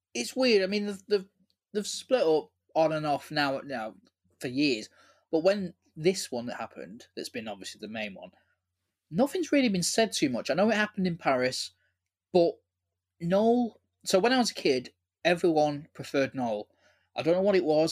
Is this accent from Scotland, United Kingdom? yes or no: no; Manchester, North West England, United Kingdom; growing up in Manchester